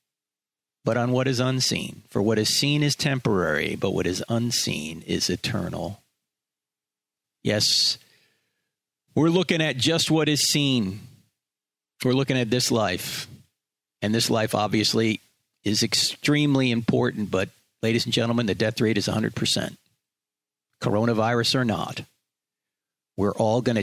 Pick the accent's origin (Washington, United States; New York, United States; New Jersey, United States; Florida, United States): New Jersey, United States; I grew up in New Jersey